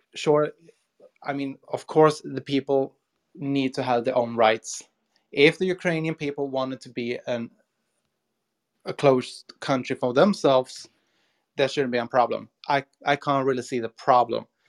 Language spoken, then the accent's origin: English; Sweden; I'm from Sweden, Europe